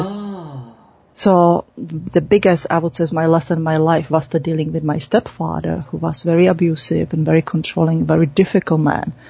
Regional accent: Czechia; moved away; I was born in Czech Republic

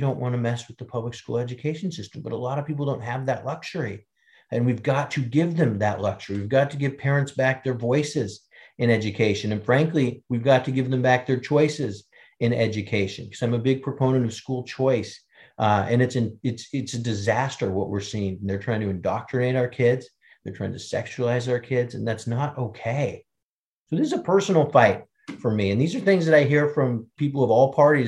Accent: Seattle, Washington, United States; I'm from Washington State, Seattle

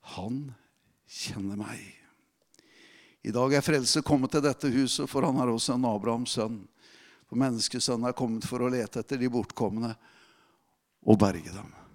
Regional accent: Telemark, Norway; moved away; i Telemark, der jeg kommer ifra

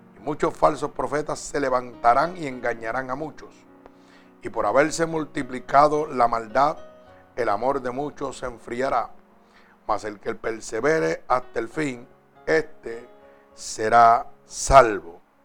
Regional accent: Puerto Rico

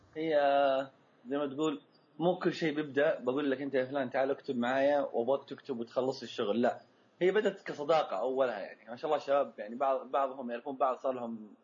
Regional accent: Saudi Arabia; احنا عندنا في السعوديه وفي الخليج

